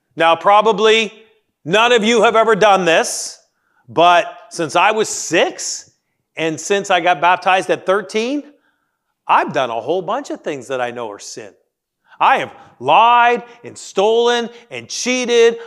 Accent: Canada; moved away; I grew up in the Great White North

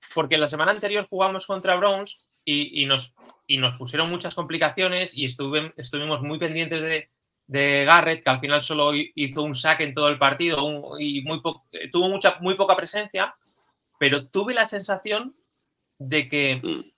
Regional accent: Spain

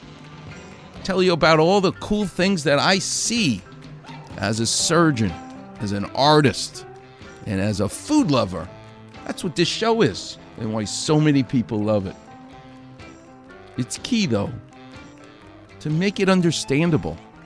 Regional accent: New York, United States; I grew up a Jewish guy in New York

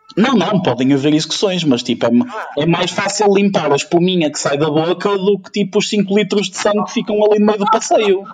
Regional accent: Ukraine; moved away

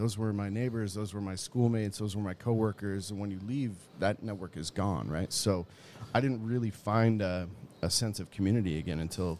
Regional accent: Utah, United States; growing up in Utah

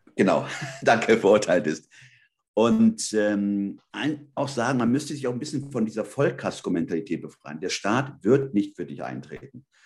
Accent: Germany; also born or lived in Spain (ancestry); Ich bin Spanier. Ich sage immer zweite Hand. Also ich bin hier aufgewachsen, meine Eltern sind ja in den 60er Jahren rübergekommen.

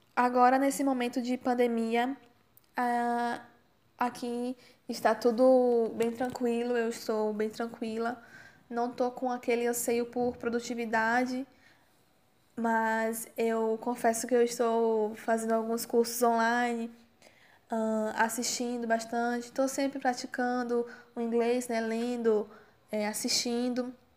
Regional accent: Candeias, Bahia, Brazil; also born or lived in Porto Alegre, Brazil; eu nasci em Porto Alegre. No entanto, eu vim para a Bahia quando eu era criança ainda e desde então eu moro aqui. Eu cresci e moro na cidade de Candeias

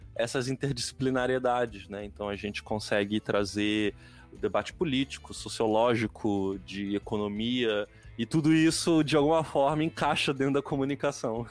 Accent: Nova Iguaçu, Rio de Janeiro, Brazil; moved away as an adult; also born or lived in Santa Catarina / Paraná; eu sou carioca, mas na verdade eu sou fluminense, né? Eu nasci em Nova Iguaçu.

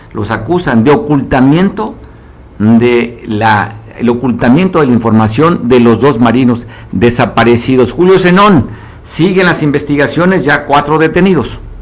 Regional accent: Mexico; todos somos mexicanos, vivimos en el mismo país, más de 130 millones que nacimos en este país

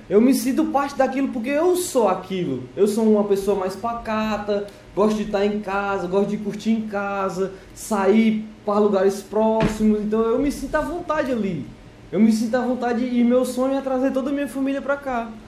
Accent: Ceará, Brazil; now in Portugal; Isso lá na minha terra, no Ceará

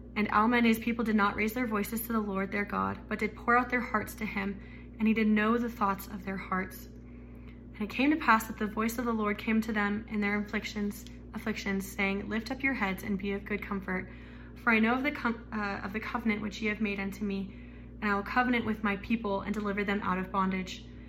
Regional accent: Arizona, United States; I was raised in Arizona.

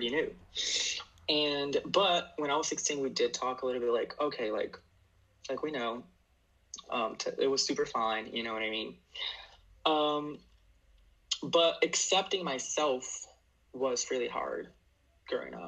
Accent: Harrison, New Jersey, United States; I'm Brazilian, and I'm from Harrison, New Jersey.

